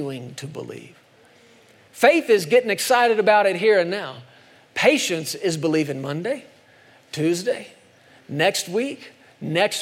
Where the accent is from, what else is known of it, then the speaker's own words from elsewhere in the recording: United States; I'm an American